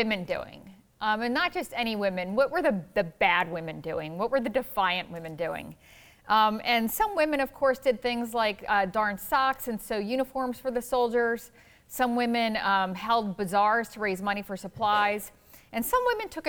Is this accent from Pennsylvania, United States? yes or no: yes; Philadelphia, Pennsylvania, United States; moved away as an adult; also born or lived in Atlanta, Georgia; I was born and raised in Philadelphia, but I moved to Atlanta, Georgia for about 6 years